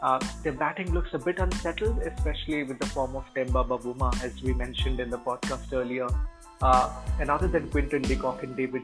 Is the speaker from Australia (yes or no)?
no; India; as an Indian